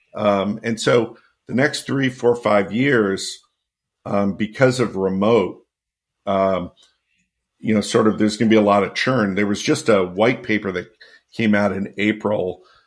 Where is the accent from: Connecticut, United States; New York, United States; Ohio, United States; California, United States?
Connecticut, United States; my hometown in Connecticut